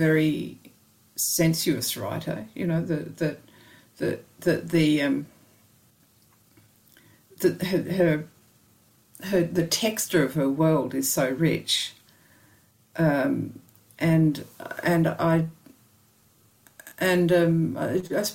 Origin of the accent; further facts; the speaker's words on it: Australia; I'm from Australia, you know, we've got kookaburras and magpies